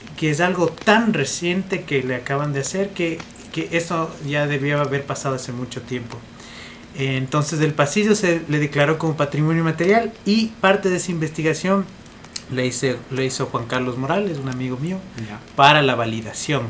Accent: Ibarra, Imbabura, Ecuador; also born or lived in Edinburgh, Scotland; soy de Ibarra

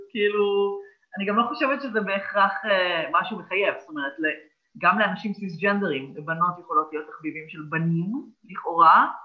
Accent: Petah Tikva, Central District, Israel; גדלתי בפתח תקווה, במשפחה חילונית לחלוטין

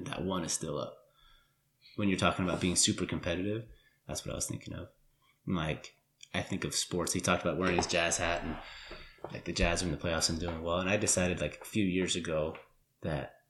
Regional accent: Utah, United States; growing up in Utah, not LDS

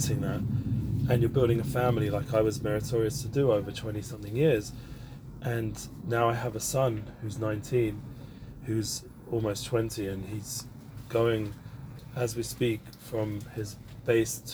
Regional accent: London, United Kingdom; now in Israel; I grew up in London, North London, Northwest London, for those who are more familiar, in Edgware

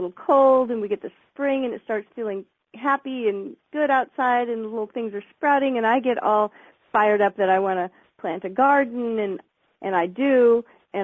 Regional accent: California, United States; now in Louisiana, United States; I grew up in California, and I grew up in another place, the part of California I grew up

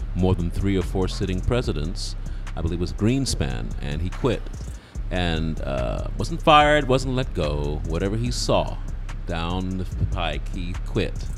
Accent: United Kingdom; now in United States; I'm British.

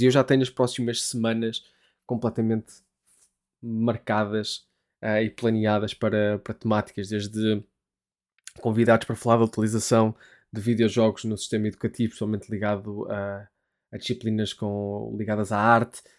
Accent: Portugal; moved away as an adult; now in United Kingdom

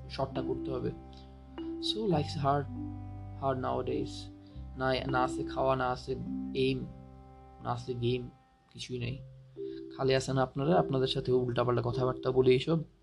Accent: Rangamati, Chittagong Division, Bangladesh; moved away; আমার গ্রামের বাড়ি হলো রাঙামাটি

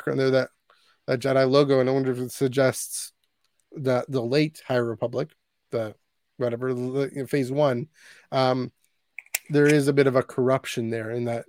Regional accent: Canada; as a Canadian

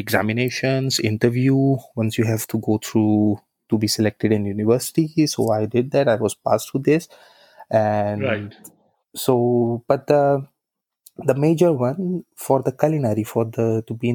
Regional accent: Haridwar, Uttarakhand, India; born or raised there; moved away as an adult; also born or lived in Kolkata; now in Prague, Czech Republic

